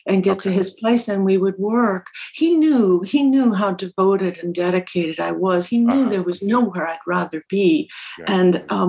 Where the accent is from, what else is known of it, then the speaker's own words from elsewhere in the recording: Minnesota, United States; accent: Minnesota; my Minnesota accent